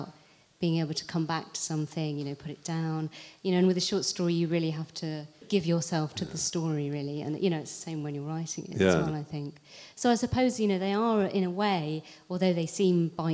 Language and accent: English; Abingdon, South East England, United Kingdom; now in Brighton, United Kingdom; my hometown, which is Abingdon near Oxford.